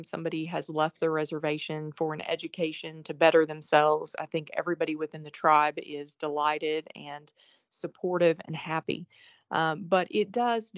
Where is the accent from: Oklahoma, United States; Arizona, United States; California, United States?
Oklahoma, United States; moved away as an adult; also born or lived in Arkansas / New York / Florida; I grew up in Oklahoma.